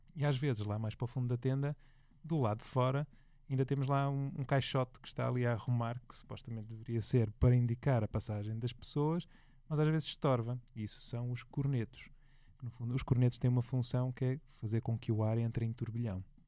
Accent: Porto, Norte, Portugal; moved away; eu sou do Porto, vivo lá menos frequentemente agora

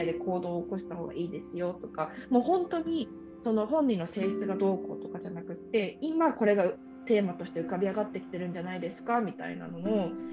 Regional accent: Kamakura, Kanagawa, Japan; moved away; 私鎌倉出身だから鎌倉江ノ電とかすぐ乗ってなんか横浜鎌倉にも行けるし横浜にも行けるし江ノ島にも行けるとかってところで育ったから

